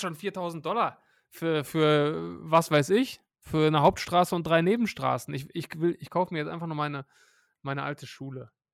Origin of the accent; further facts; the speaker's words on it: Hattingen, North Rhine-Westphalia, Germany; Hattingen, meine, meine Heimatstadt.